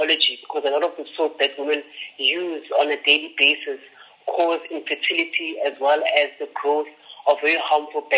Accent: Johannesburg, Gauteng, South Africa; also born or lived in Soweto; So I was born in Soweto, and then grew up in a very small suburb in the south of Johannesburg called Mayfield Park.

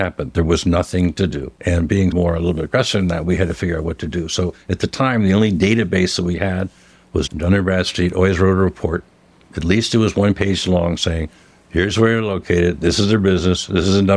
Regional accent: United States; being an American, only American in Lloyd's of London

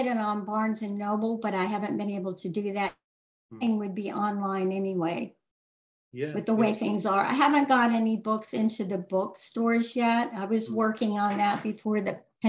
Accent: East Coast of Florida, United States; moved away as an adult; also born or lived in Virginia; I grew up on the East Coast of Florida

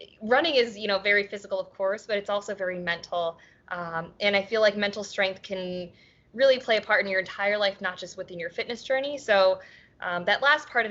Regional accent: Baltimore, Maryland, United States; I live in Baltimore.

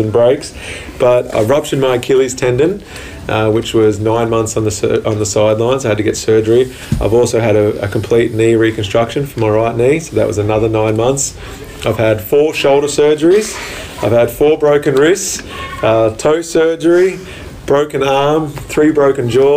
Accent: New South Wales, Australia; born or raised there

